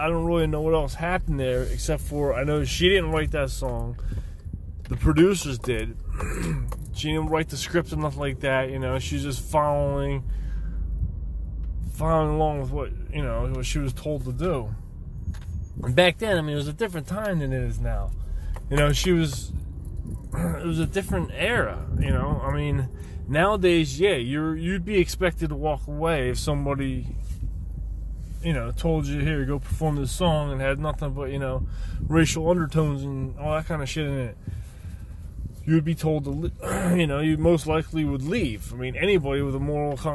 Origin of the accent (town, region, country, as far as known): outside Philadelphia, Pennsylvania, United States